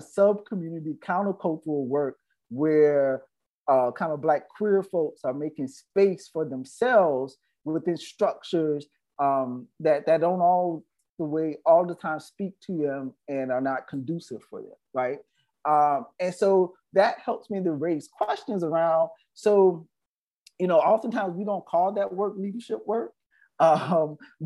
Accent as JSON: {"language": "English", "region": "the South", "country": "United States", "tie": "born or raised there", "said": "Black queer man growing up in the South"}